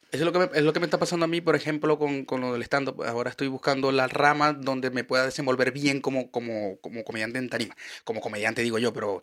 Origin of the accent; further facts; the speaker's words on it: Maracaibo, Zulia, Venezuela; now in Chile; yo vengo de Maracaibo, donde el calor es infernal.